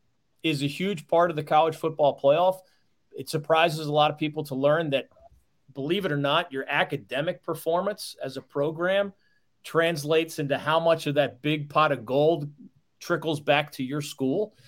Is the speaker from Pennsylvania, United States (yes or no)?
yes; Philadelphia, Pennsylvania, United States; moved away; also born or lived in North Carolina; I'm from Philadelphia